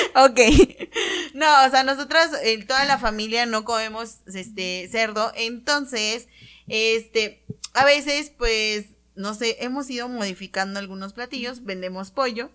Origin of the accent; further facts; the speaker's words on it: Tehuacán, Puebla, Mexico; nosotras somos originarias de Tehuacán